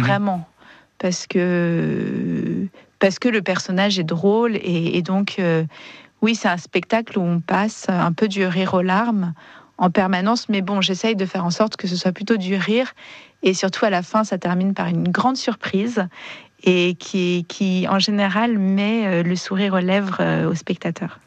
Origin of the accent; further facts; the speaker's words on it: Marseille, Provence-Alpes-Côte d'Azur, France; je suis marseillaise